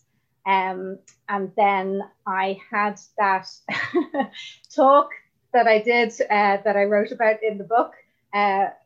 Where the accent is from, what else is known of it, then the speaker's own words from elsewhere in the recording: Ireland; as Irish people, we're quite defensive about our drinking